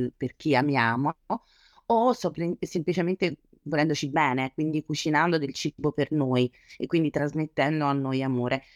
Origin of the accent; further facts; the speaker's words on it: Naples, Campania, Italy; da buona napoletana